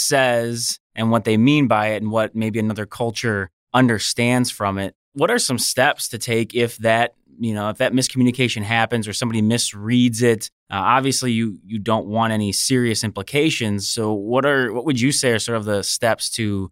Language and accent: English; United States; I'm American and I'm a manager